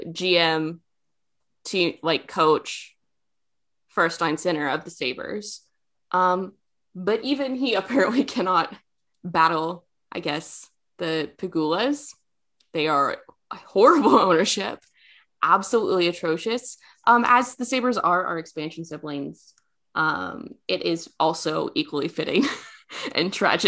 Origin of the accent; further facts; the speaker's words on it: Kansas, United States; I'm from Kansas, don't come at me.